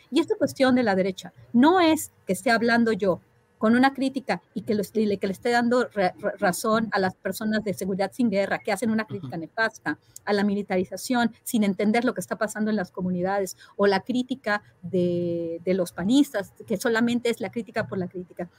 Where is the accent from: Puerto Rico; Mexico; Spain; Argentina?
Mexico